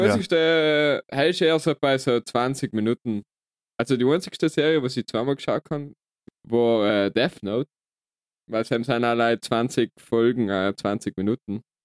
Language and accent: German; South Tyrol, Trentino-Alto Adige, Italy; wir haben halt das Glück, da geboren worden zu sein